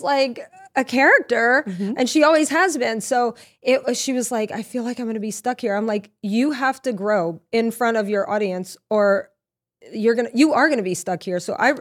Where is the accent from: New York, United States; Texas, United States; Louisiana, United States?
Louisiana, United States; Lafayette; moved away; also born or lived in Norwalk, Connecticut; I'm from Louisiana